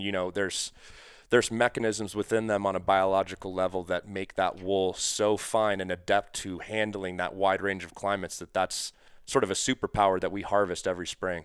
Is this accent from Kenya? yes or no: no; New England, United States; moved away; I'm actually from New England originally.